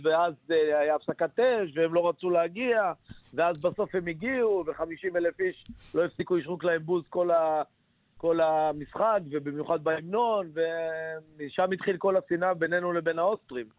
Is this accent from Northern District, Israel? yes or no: yes; Nahariya, Northern District, Israel; כי אני מנהריה